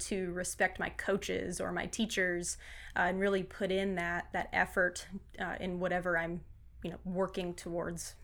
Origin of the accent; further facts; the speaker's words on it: Fort Mill, South Carolina, United States; also born or lived in Ottawa, Canada / New Hampshire; we moved to Fort Mill, South Carolina when I was six. So grew up in South Carolina